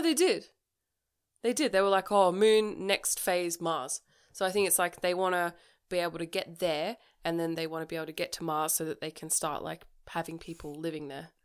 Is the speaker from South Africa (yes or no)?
no; Australia; we're Australian